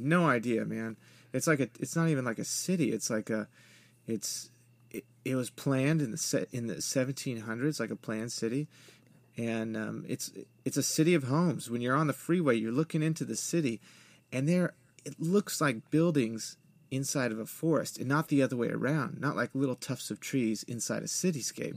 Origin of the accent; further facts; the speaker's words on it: West Coast, United States; moved away; growing up on the West Coast